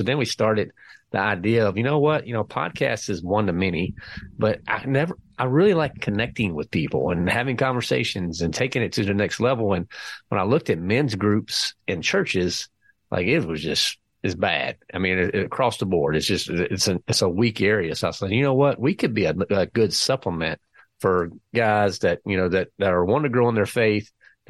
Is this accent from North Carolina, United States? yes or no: yes; North Carolina, United States; I know I sound like I'm from Jersey, but believe it or not, I'm from North Carolina.